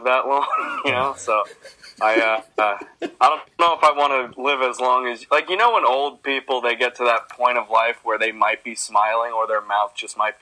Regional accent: New York City, New York, United States; I'm from Queens, New York

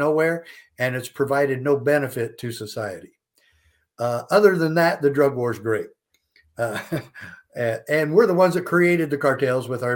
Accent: Safford, Arizona, United States; moved away as an adult; also born or lived in Provo, Utah; I'm from Safford, Arizona. That's Southeast Arizona

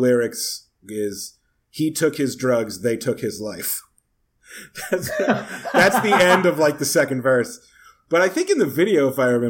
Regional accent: Rhode Island, United States; me growing up in Rhode Island

